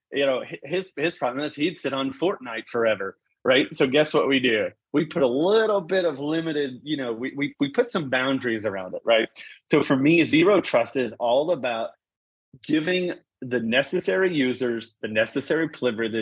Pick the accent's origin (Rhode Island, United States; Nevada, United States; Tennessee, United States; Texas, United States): Texas, United States; Corpus Christi; I grew up in South Texas, man. I grew up on the water, so shrimp, redfish